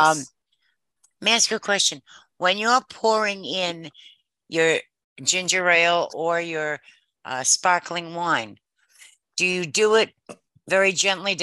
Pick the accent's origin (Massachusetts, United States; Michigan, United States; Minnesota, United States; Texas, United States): Massachusetts, United States; now in Maryland, United States; I grew up north in Massachusetts